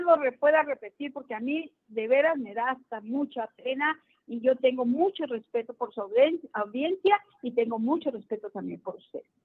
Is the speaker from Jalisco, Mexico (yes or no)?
no; Ciudad Juárez, Chihuahua, Mexico; Yo vengo de Ciudad Juárez